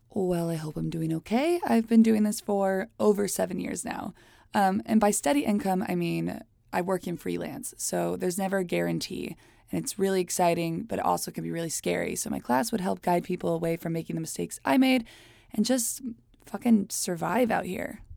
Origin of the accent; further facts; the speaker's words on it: Hialeah, Florida, United States; moved away as an adult; also born or lived in New York City; now in Los Angeles, United States; I was born in Miami, Florida, in a very fun, extremely Cuban place called Hialeah. I left home at eighteen